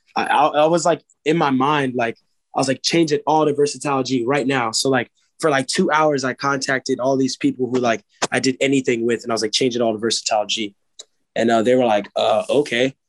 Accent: Silver Spring, Maryland, United States; I grew up in Montgomery County and one of the like the counties there or you know, the place there is called Silver Spring

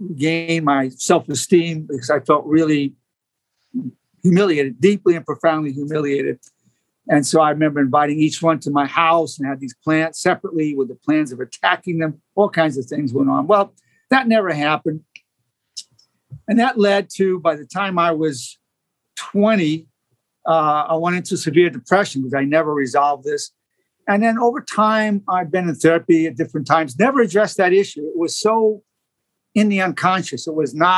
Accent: New York City, New York, United States; I grew up in Brooklyn. It was a rough neighborhood

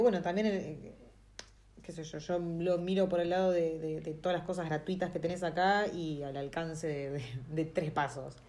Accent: Buenos Aires, Argentina; moved away as an adult; now in New Zealand

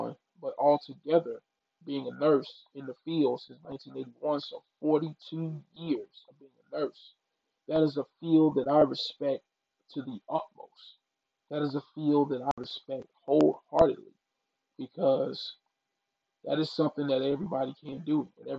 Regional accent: Mississippi, United States; I'm from the South, I'm from Mississippi

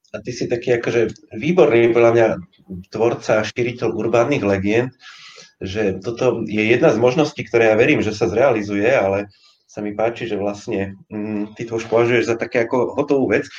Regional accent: Košice, Košice Region, Slovakia; now in Bratislava, Slovakia; Ja som teda rodený Košičan

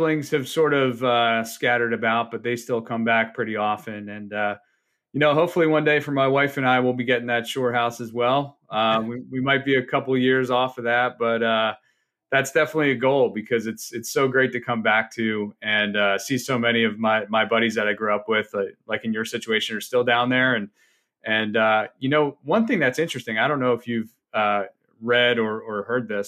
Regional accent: Northfield, New Jersey, United States; also born or lived in King of Prussia, Pennsylvania; I grew up in Northfield, New Jersey, right outside Margate, Atlantic City area

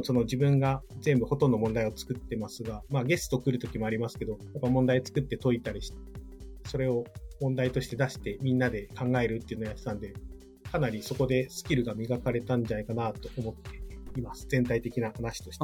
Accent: Hokkaido, Japan; moved away; also born or lived in Miyagi; 地元が北海道

